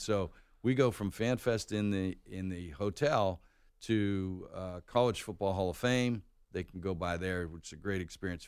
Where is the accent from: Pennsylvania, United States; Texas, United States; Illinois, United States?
Pennsylvania, United States; Pittsburgh; also born or lived in North Carolina; now in Atlanta, United States; I grew up in Pittsburgh